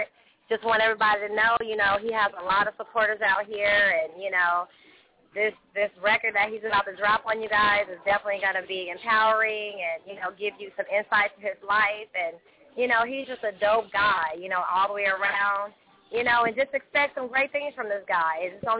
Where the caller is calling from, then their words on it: Los Angeles, California, United States; checking in from Los Angeles, California.